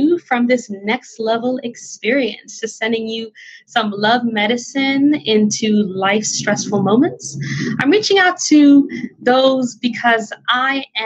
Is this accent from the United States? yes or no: no; Jamaica; moved away; I, as a Jamaican immigrant